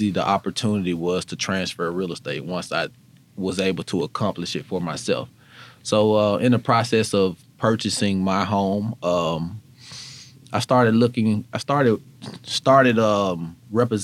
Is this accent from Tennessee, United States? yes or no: yes; Memphis, Tennessee, United States; good old native Memphian, born and raised in South Memphis